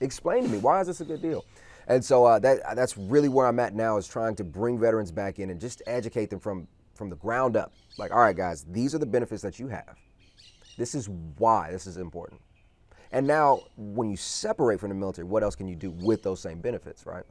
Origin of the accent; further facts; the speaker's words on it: Texas, United States; moved away; I'm from Texas originally